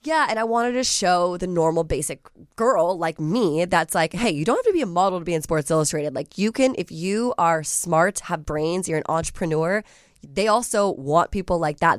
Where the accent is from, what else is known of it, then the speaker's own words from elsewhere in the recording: Alexandria, Virginia, United States; moved away as an adult; now in Los Angeles, United States; I'm originally from Alexandria, Virginia